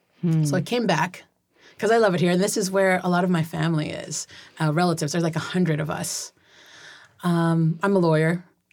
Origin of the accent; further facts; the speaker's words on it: Gig Harbor, Washington, United States; also born or lived in Manila; I was born in Manila, Philippines, and then immigrated to Seattle, Washington. By first grade, I was in Gig Harbor.